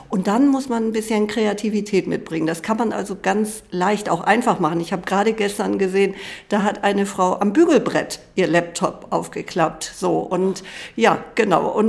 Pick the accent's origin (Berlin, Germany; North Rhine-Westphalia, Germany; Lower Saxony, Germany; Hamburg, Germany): Hamburg, Germany; Ich bin aus Hamburg